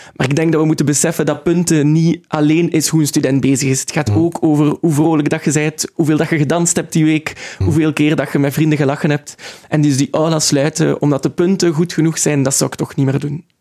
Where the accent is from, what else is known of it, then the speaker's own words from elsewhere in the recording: Ghent, Flanders, Belgium; ik ben opgegroeid in Gent en ik wil er ook absoluut blijven